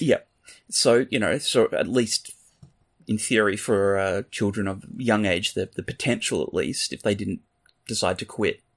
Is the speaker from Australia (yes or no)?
yes; Australia; moved away; I'm Australian.